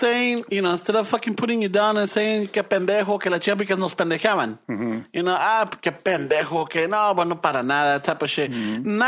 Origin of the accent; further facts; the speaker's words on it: Los Angeles, California, United States; when we moved from Boyle Heights to South Central